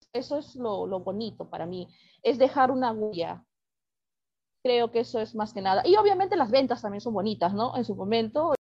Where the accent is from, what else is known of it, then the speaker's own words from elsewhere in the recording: Lima, Peru; soy cuentista peruana